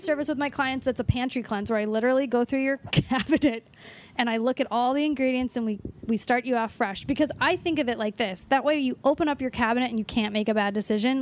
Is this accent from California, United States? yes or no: yes; Los Angeles, California, United States; I'm from Los Angeles.